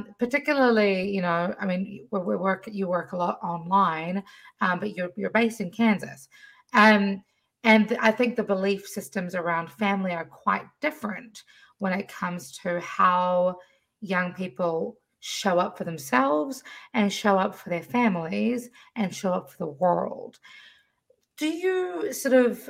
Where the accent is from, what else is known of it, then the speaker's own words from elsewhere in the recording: New Zealand; now in Washington, D.C., United States; I'm from New Zealand originally. My mother was from Erie, Pennsylvania, and I've been living in DC for the last 8 years